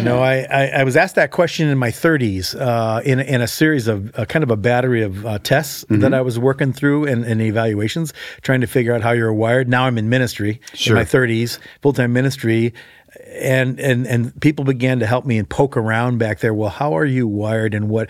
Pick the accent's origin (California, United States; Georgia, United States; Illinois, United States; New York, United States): Illinois, United States; Chicago; I grew up in Chicago, and I wasn't a believer, and so I grew up in a pretty secular environment, big city, big high school, 4,000 kids